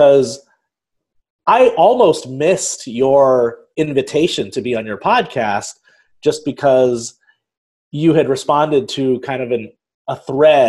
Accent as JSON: {"language": "English", "town": "Dayton", "region": "Ohio", "country": "United States", "tie": "born or raised there", "accent": "Midwestern", "said": "I grew up in Dayton, Ohio, which is a relatively small town in southwestern Ohio"}